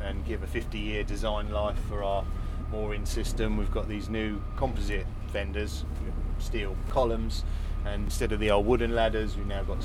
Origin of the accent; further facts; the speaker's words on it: Dymchurch, South East England, United Kingdom; also born or lived in Rye; I was born and raised in Dymchurch.